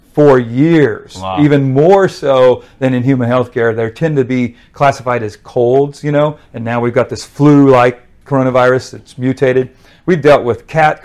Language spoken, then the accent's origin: English; Wyoming, United States; moved away as an adult; now in Texas, United States; I'm from Wyoming originally, wow. But now live in Texas since 86.